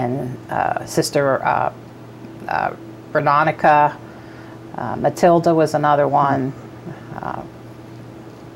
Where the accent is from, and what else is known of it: Swedesburg, Pennsylvania, United States; born or raised there; also born or lived in Norristown, Pennsylvania